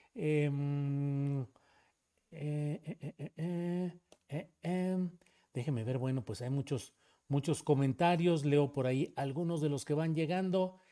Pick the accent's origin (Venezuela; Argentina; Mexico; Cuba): Mexico; Torreón, Coahuila; moved away; en Torreón, Coahuila, donde yo nací y crecí en mis primeros años